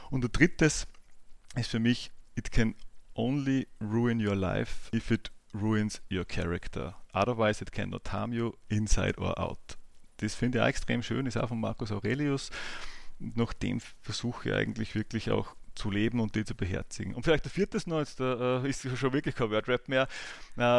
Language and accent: German; Ebensee, Upper Austria, Austria; also born or lived in Bad Ischl; now in Linz, Austria; Ich bin geboren in Bad Ischl, bin aufgewachsen in Ebensee im Salzkammergut, bin jetzt aber seit ja, eigentlich über 15 Jahren schon durchgehend in Linz.